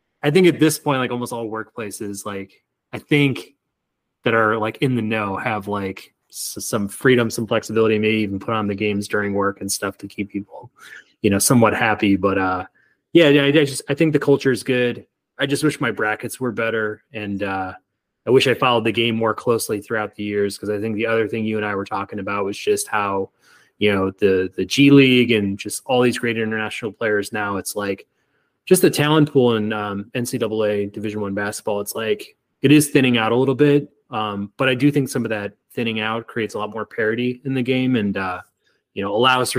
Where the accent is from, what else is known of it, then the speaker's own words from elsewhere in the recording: near Northwestern, Illinois, United States; I grew up near Northwestern, basically right next door